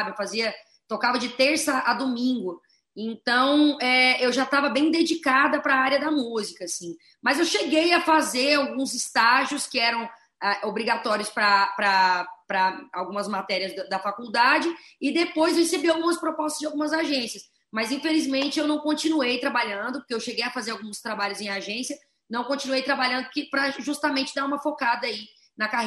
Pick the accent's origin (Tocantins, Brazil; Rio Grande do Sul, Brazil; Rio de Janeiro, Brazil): Tocantins, Brazil; Araguaína; also born or lived in Goiânia / Nordeste; Sim, eu nasci em Goiânia e fui criada no interior do Tocantins, uma cidade chamada Araguaína, uma cidade que fica ao, ao, norte do estado do Tocantins, uma cidade até bem pequena